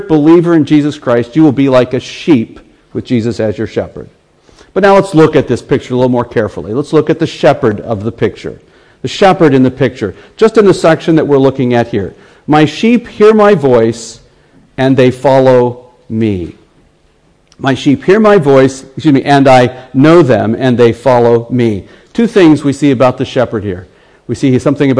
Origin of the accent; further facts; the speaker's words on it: United States; accent: American; my American accent